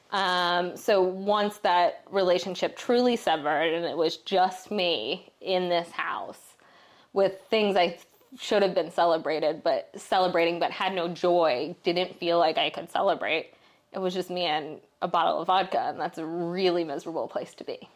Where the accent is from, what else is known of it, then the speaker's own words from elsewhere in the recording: Philadelphia, Pennsylvania, United States; I grew up in Philadelphia